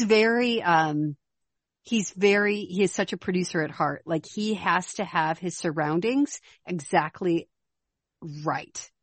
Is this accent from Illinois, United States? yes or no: yes; Chicago, Illinois, United States; moved away; also born or lived in Minnesota / Arizona; I'm not from Minnesota, I'm from Chicago, which is cold and windy